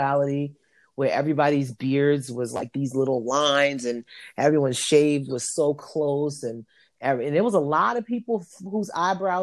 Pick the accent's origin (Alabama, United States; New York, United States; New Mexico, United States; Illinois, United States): New York, United States; I'm from New York